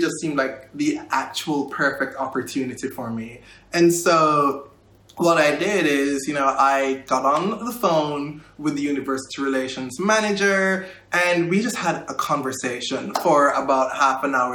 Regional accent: Kingston, Jamaica; moved away as an adult; I was born and raised in Kingston, Jamaica

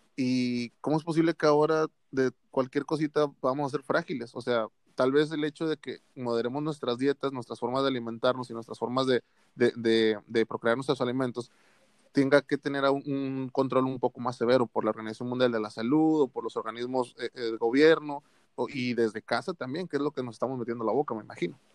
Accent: Monterrey, Nuevo León, Mexico; aquí en la ciudad de la que somos de Monterrey

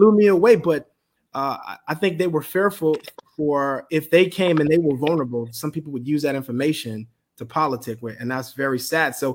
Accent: Bahamas; moved away; also born or lived in Miami / Tallahassee; sitting in the church from growing up in the Bahamas, coming to Miami and Tallahassee.

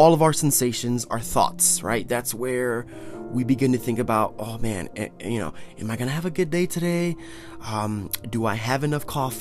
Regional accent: Northeast Ohio, United States; I'm from Northeast Ohio

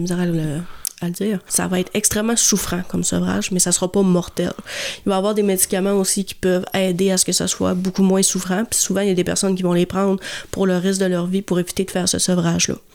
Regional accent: Jonquière, Quebec, Canada; je viens de Jonquière.

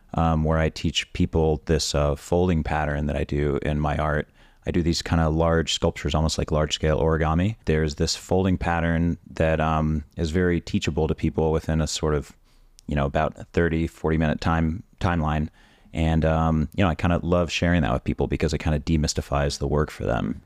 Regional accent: Orlando, Florida, United States; I grew up in suburban Orlando

